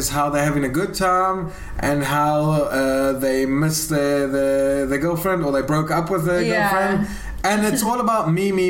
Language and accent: English; South Africa; now in Israel; I'm a South African.